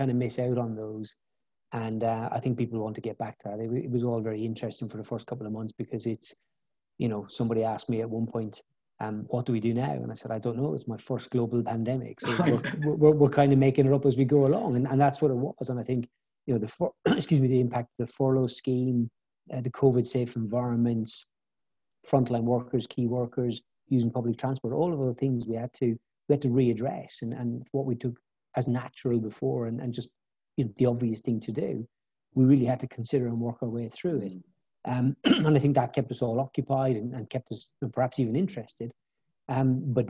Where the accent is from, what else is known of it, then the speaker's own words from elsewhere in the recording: Ireland; moved away as an adult; also born or lived in Bristol; I grew up in Southern Ireland and did my Leaving Cert, which is the A-level equivalent in Ireland.